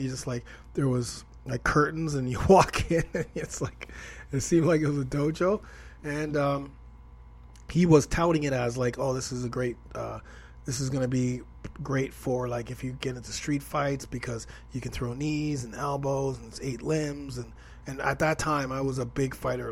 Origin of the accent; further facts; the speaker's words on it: Toronto, Ontario, Canada; I'm from Toronto, Canada, so that's where I'm at right now. I still am here in the T dot.